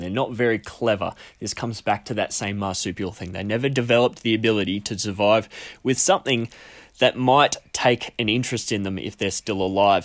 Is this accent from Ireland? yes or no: no; Australia; being an Australian that lives alongside many, many marsupials